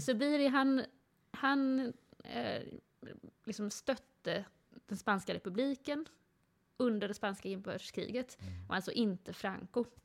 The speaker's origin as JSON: {"language": "Swedish", "town": "Gothenburg", "region": "Västra Götaland", "country": "Sweden", "tie": "born or raised there", "said": "Jag växte upp i Göteborg."}